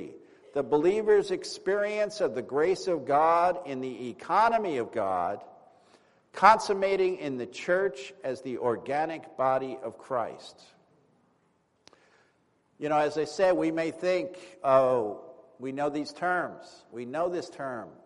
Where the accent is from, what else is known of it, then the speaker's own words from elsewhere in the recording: East Coast, United States; moved away; also born or lived in California / New York; I was from the East Coast